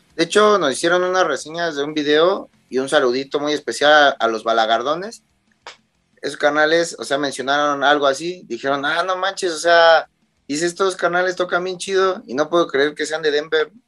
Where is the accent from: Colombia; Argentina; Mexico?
Mexico; somos mexicanos